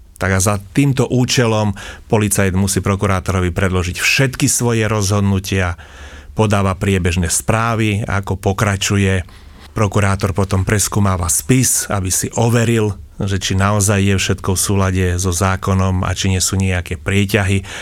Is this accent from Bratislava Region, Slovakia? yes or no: no; Snina, Prešov Region, Slovakia; som východniar, som zo Sniny, a teda Rusín